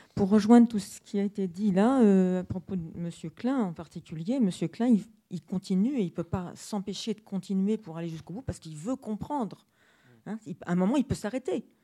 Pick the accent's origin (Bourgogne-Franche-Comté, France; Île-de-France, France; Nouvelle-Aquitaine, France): Île-de-France, France; Paris; je suis parisienne